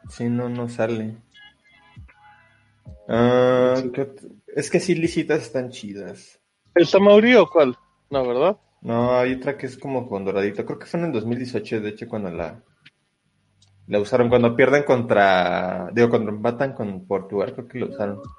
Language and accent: Spanish; Monterrey, Nuevo León, Mexico; quiero ir, yo soy de Monterrey, no, no.